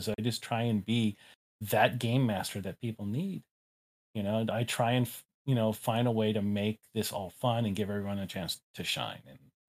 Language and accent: English; Haleiwa, Hawaii, United States; There was a an incense shop in the small town I grew up in Haleiwa on the north shore of Oahu called Space Inlays